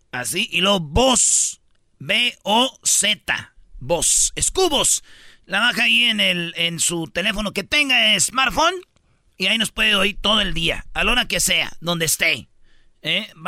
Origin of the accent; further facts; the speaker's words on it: Michoacán, Mexico; Yo soy de Michoacán, no Lupe, en las jilguerillas.